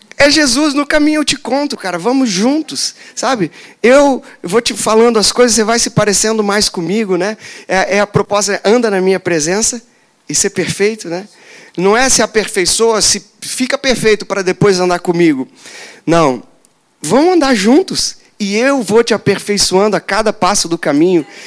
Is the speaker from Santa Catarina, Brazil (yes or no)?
yes; Joinville, Santa Catarina, Brazil; Eu sou, sou de Joinville, lá tem cachoeira